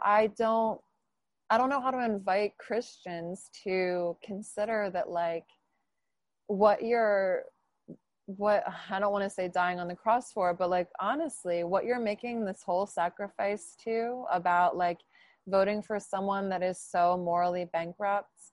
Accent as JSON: {"language": "English", "region": "New Jersey", "country": "United States", "tie": "born or raised there", "said": "I'm from New Jersey"}